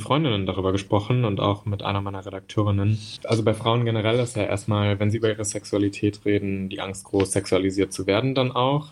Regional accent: Münster, North Rhine-Westphalia, Germany; now in Berlin, Germany; Ich bin im Münsterland aufgewachsen

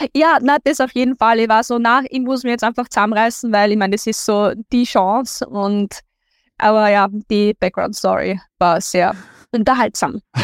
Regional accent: Linz, Upper Austria, Austria; ich bin aus Linz und es ist Linz ist die Hauptstadt von Oberösterreich

